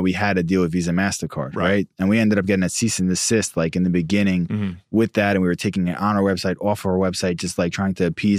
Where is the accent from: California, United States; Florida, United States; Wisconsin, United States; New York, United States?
New York, United States; Like, I'm from New York, just like this ignorant kid.